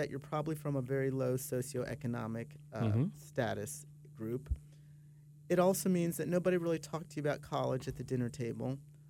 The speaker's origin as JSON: {"language": "English", "region": "Mid-Atlantic", "country": "United States", "lives_now": "Florida, United States", "said": "I've been a Floridian now for 13 years, I come from the Mid-Atlantic"}